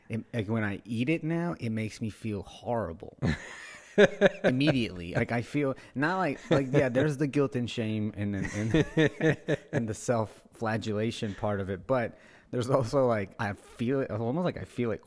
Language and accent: English; Guatemala; now in New Orleans, United States; I'm from Guatemala originally, yeah. So I grew up eating tamales.